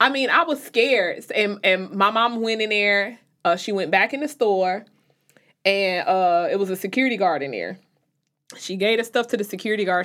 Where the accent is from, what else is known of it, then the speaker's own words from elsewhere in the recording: Chicago, Illinois, United States; now in North Carolina, United States; I'm from Chicago, even when I moved to North Carolina